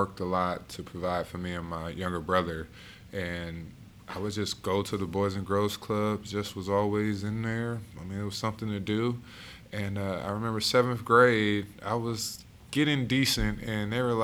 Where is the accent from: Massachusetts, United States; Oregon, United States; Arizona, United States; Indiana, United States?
Indiana, United States; Indianapolis; also born or lived in Buffalo, New York / Terre Haute, Indiana; So I was born in Buffalo, New York. Moved to Terre Haute, Indiana in the third, fourth grade, and then moved to Indianapolis in the eighth grade